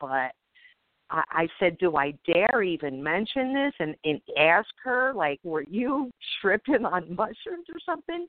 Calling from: Nashville, Tennessee, United States; We are praising you from Nashville, Tennessee.

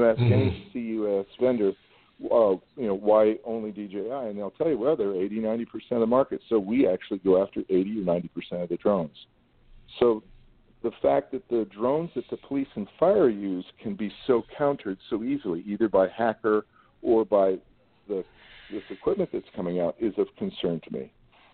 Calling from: Los Angeles, California, United States; I'm speaking from Los Angeles, so I have to say that.

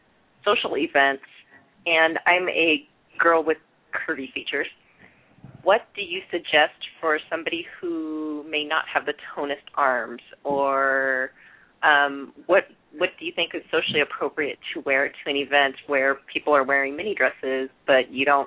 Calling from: Tacoma, Washington, United States; I'm calling from Tacoma

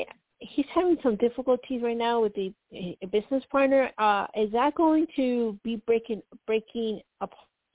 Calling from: Colorado, United States

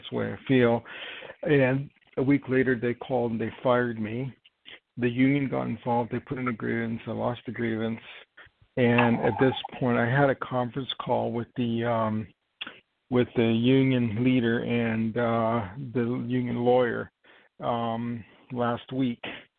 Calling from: New York, United States; I'm calling from New York. And my date of birth is 8/10/59.

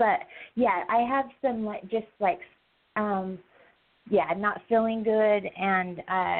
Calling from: Wyoming, United States; I'm calling from Wyoming.

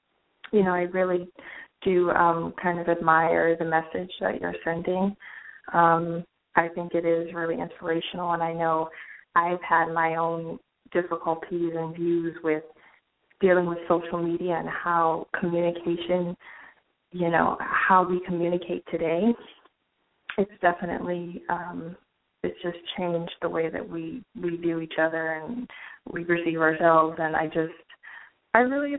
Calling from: New York, United States; I'm calling from New York.

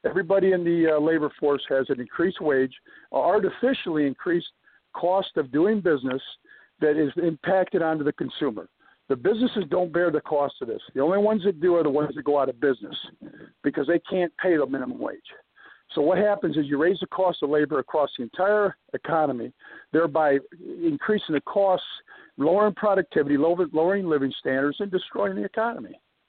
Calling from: Virginia, United States; from Virginia.

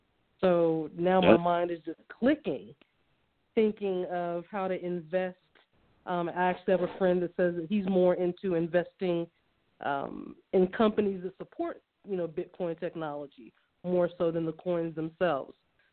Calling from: New Mexico, United States; I'm calling in from New Mexico, the land of enchantment

